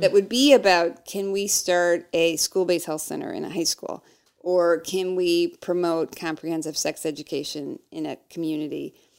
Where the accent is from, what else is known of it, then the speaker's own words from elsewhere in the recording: Midwest, United States; we're from the Midwest. We're Midwest nice.